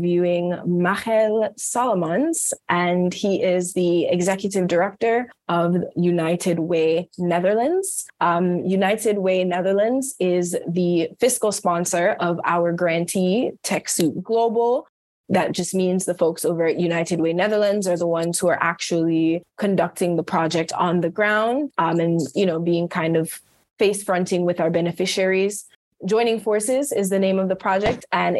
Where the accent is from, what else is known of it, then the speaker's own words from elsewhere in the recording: Jamaica; I'm just really interested, especially as a Jamaican